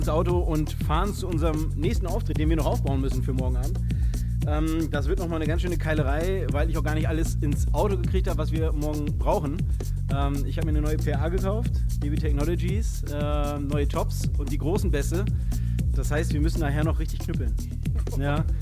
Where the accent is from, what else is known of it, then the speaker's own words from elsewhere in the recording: Osnabrück, Lower Saxony, Germany; born there; now in Frankfurt, Germany; Ähm, ich bin geboren in Osnabrück, wohne aber schon seit fast zehn Jahren in Frankfurt